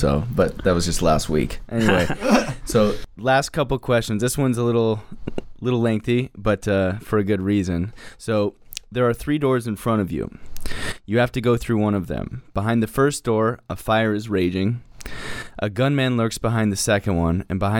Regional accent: Arizona, United States; My home state.

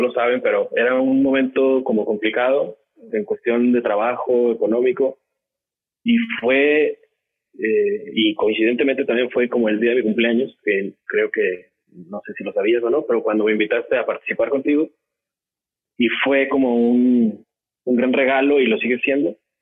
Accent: Guadalajara, Jalisco, Mexico; now in Monterrey, Mexico; Yo, yo soy de Guadalajara tengo 12 años en Monterrey viviendo

